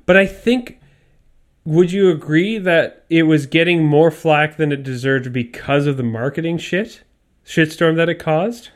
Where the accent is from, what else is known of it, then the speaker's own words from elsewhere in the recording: Canada; we're Canadian and we grew up poor